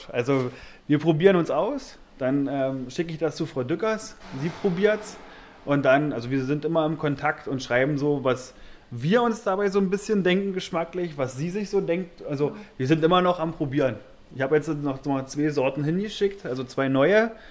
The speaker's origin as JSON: {"language": "German", "country": "Germany", "said": "Und da haben wir uns gefreut, überhaupt als Deutsche dann auch von einer Schweizerin angerufen werden"}